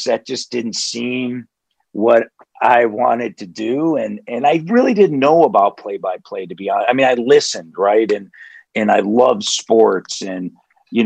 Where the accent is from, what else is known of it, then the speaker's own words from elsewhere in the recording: Nashville, Tennessee, United States; moved away; also born or lived in Houston, Texas / Abilene, Texas; Spent a lot of years growing up in Nashville, Tennessee